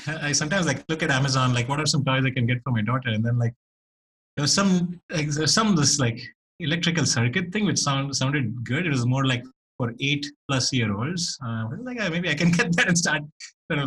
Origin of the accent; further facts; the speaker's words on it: Bangalore, Karnataka, India; moved away; it was even rarer when I grew up in India in Bangalore